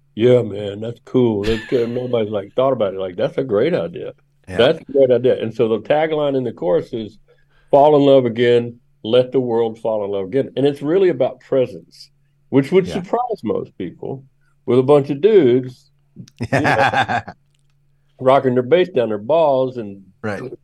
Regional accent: Memphis, Tennessee, United States; I grew up in Memphis, and I grew up playing drums in a in a racially mixed gospel band

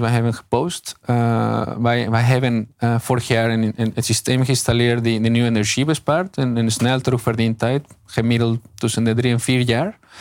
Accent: Mexico; Dutch is a second language; moved away as an adult; now in Netherlands; Mexico. Ik kom zelf uit Mexico.

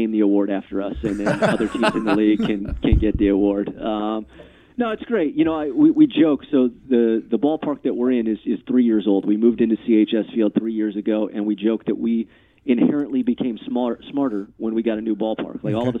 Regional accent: California, United States; also born or lived in Fort Myers; now in Minnesota, United States; so I'm originally from Southern California, but Minnesota is the fifth state I've lived in, and I moved here from Fort Myers, you know, 11 years ago

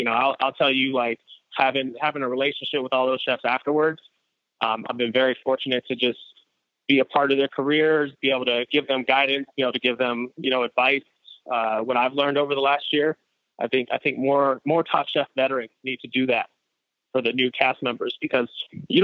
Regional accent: San Francisco, California, United States; I grew up in Frisco in the 80s

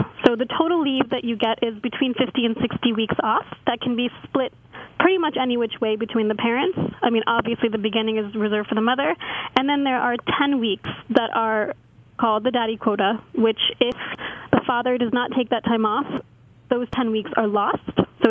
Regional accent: Cincinnati, Ohio, United States; now in London, United Kingdom; Yeah, I'm from Cincinnati, Ohio, born and raised in the wonderful Midwest, which is where I went to college.

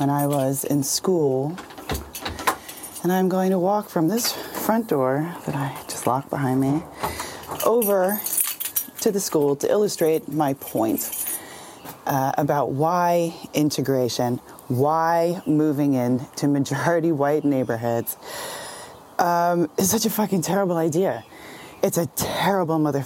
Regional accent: United States; also born or lived in Washington Heights, New York City; when I was 3, my parents moved from Sesame Street to a Klan rally, right? A 90% white suburb. Just outside of New York City

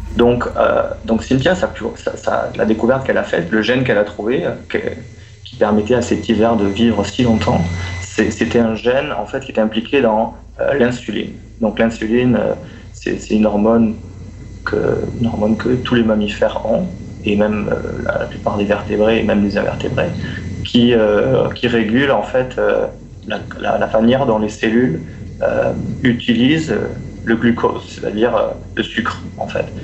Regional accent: France; moved away as an adult; also born or lived in Montreal, Quebec, Canada; je suis français

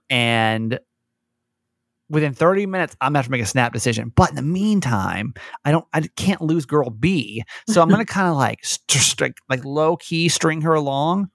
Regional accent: Georgia, United States; growing up in Georgia

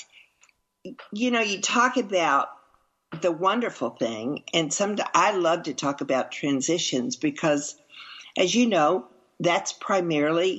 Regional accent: Arkansas, United States; also born or lived in Texas; now in East Texas, United States; raised in Arkansas and moving to Texas, which I was born in Texas

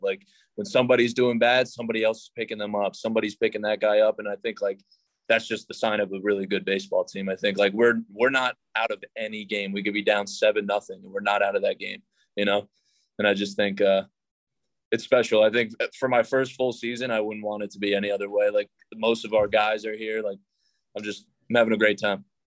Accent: New York, United States; now in San Jose, United States; I'm from New York

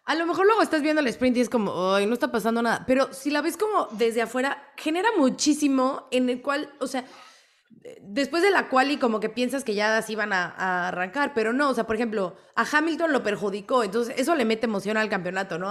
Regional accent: Mexico; fan mexicana

